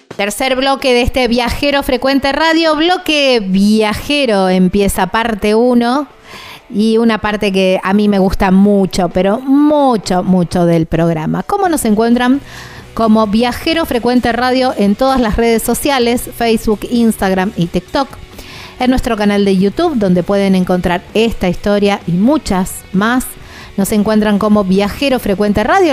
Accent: Argentina; son del sur de la provincia de Santa Fe, muy cerquita de donde yo soy

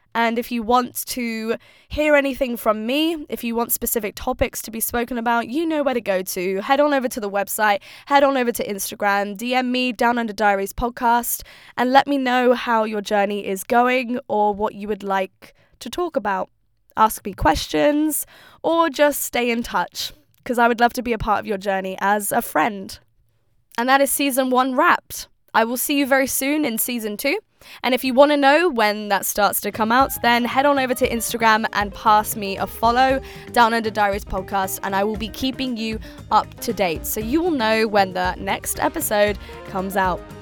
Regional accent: United Kingdom; now in Melbourne, Australia; as a British person

